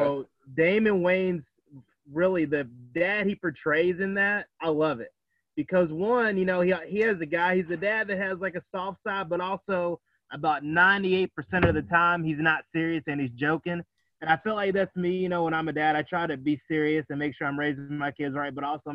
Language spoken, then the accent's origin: English; Owensboro, Kentucky, United States; I grew up in Owensboro, Kentucky